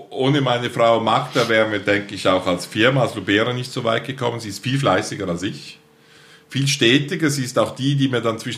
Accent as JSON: {"language": "German", "town": "Altstätten", "region": "St. Gallen", "country": "Switzerland", "tie": "born or raised there", "said": "Ich bin geboren in Altstetten, mhm. St. Karl Rheintal, also in der Ostschweiz."}